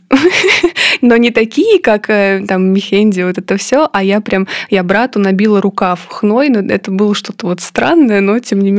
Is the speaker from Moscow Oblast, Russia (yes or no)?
yes; Korolyov, Moscow Oblast, Russia; я выросла в подмосковном Королеве